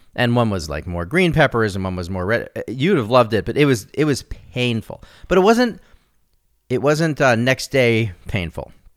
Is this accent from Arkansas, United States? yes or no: no; Santa Fe, New Mexico, United States; I grew up in Santa Fe